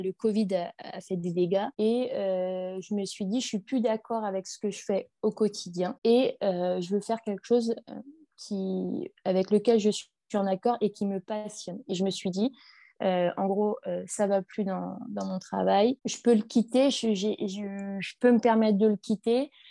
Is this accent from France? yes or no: yes; northern France, France; je viens du nord de la France